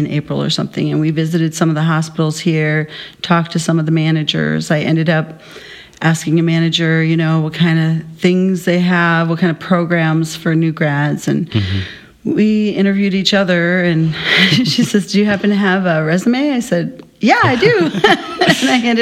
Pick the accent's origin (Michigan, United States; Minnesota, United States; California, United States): Minnesota, United States; moved away as an adult; now in Arizona, United States; I actually grew up in Minnesota since I was 8